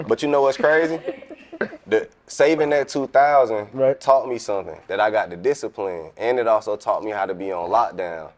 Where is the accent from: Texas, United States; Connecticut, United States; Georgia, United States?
Georgia, United States; Atlanta; moved away; also born or lived in Kansas City / Savannah, Georgia; I'm from Atlanta, but I was uh in Kansas when I left